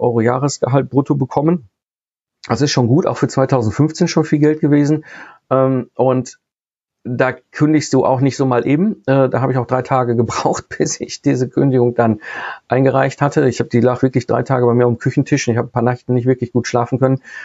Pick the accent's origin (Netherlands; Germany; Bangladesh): Germany; Ruhr area, North Rhine-Westphalia; ich komme aus dem Ruhr-, Ruhrpott ursprünglich, bin Kind des Ruhrpots